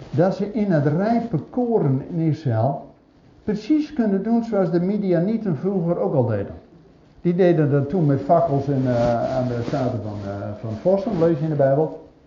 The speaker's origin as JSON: {"language": "Dutch", "town": "Zwolle", "region": "Overijssel", "country": "Netherlands", "said": "bij ons in Zwolle"}